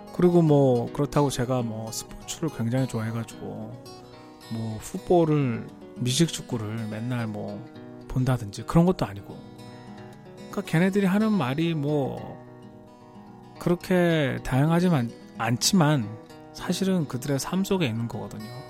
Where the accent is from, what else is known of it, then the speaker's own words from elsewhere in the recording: Seoul, South Korea; moved away as an adult; now in United States; 저는 뭐 한국에서 서울에서 자랐기 때문에